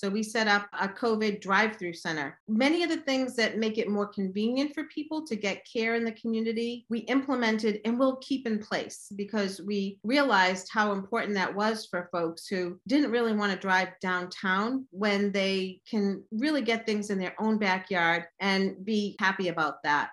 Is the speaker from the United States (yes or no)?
yes; Massachusetts, United States; also born or lived in Chicago; I was born in Massachusetts. I've been raised here, except when I was in graduate school in Chicago